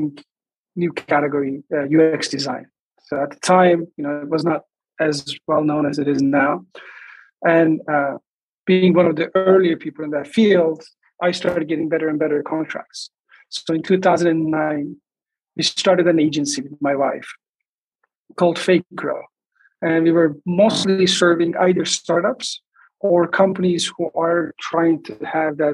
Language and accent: English; Istanbul, Turkey; moved away as an adult; now in Los Angeles, United States; I'm originally from Turkey, Istanbul, and I moved to LA in 2003